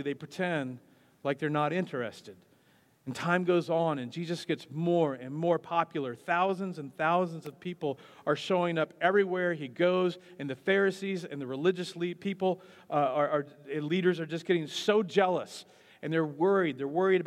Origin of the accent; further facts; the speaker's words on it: Wichita, Kansas, United States; also born or lived in Parsons, Kansas; I was born in Parsons, Kansas, which is exactly in the middle of nowhere, but I'm considered to be from Wichita